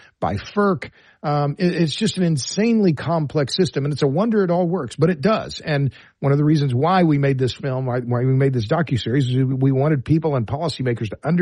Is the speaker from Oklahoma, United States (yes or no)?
yes; Oklahoma, United States; I'm from Oklahoma. I have deep roots in Oklahoma